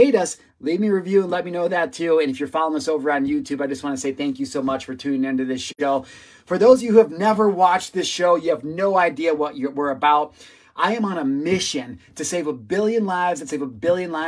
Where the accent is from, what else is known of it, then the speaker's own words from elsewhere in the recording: Illinois, United States; I'm from Illinois